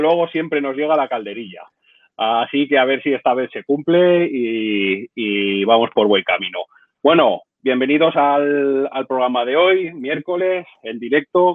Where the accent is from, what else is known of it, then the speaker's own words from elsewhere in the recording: Zaragoza, Aragon, Spain; mi tierra, de Zaragoza